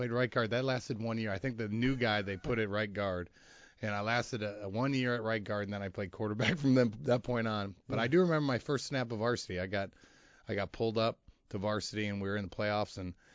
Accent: Wheaton, Illinois, United States; You know, I grew up in Wheaton, Illinois.

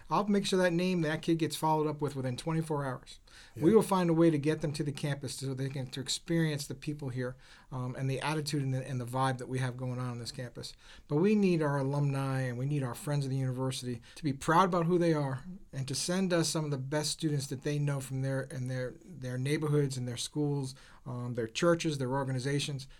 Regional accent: Rhode Island, United States; I grew up in Rhode Island

